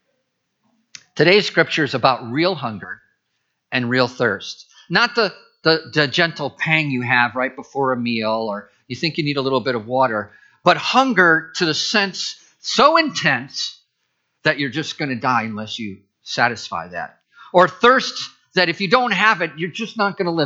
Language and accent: English; Midwest, United States; moved away; I grew up in the Midwest